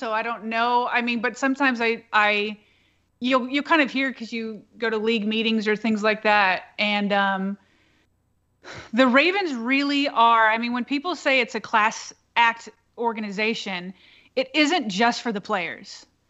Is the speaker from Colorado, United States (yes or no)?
yes; Colorado, United States; moved away; And I grew up in Colorado.